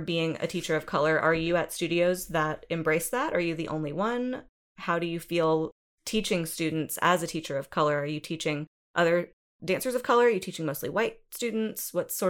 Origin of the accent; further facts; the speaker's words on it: suburb of Atlanta, Georgia, United States; I lived in a very racially diverse area of a suburb of Atlanta.